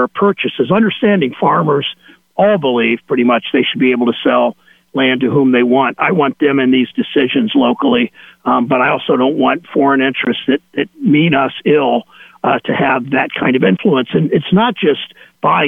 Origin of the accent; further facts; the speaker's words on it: Mansfield, Ohio, United States; where I grew up in Mansfield